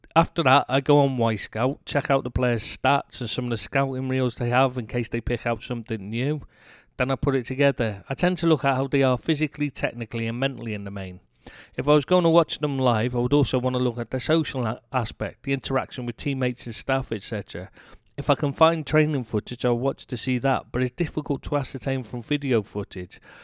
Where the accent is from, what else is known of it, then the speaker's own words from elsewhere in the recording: England, United Kingdom; moved away as an adult; now in France; I am bloody English